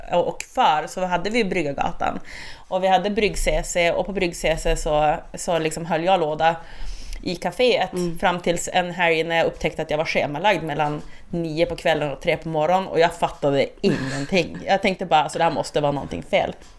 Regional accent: Skellefteå, Västerbotten County, Sweden; now in Burträsk, Sweden; inne i Skellefteå där jag är född och uppväxt.

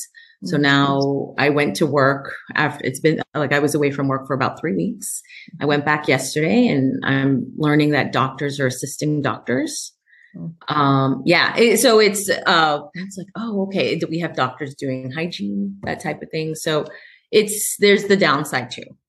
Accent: New York City, New York, United States; moved away as an adult; also born or lived in California; now in Tacoma, United States; I'm a girl from Queens. My parents are from Ecuador.

